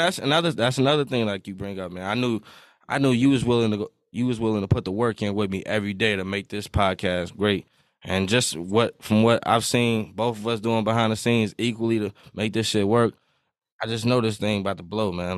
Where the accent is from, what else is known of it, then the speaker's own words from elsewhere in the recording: Iowa, United States; I'm twenty-one. I'm from Iowa.